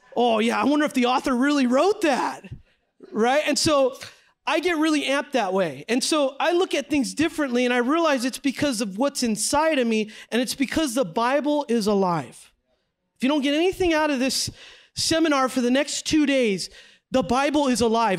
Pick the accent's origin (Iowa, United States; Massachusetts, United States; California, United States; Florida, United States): California, United States; San Jose; moved away as an adult; now in Los Angeles, United States; I grew up in San Jose, California